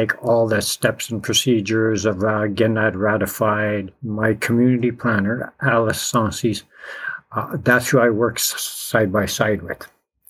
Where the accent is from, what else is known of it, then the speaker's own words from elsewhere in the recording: Ontario, Canada; I'm from Azamwe in Anishinaabeg